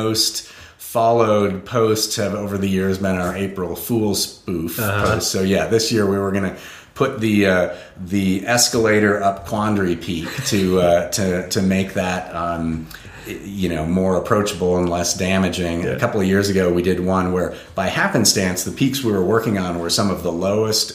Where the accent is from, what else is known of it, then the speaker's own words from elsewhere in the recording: Portland, Oregon, United States; also born or lived in Berkeley, California; now in Colorado, United States; born in Berkeley, grew up in Portland, Oregon, always in sight of Mount Hood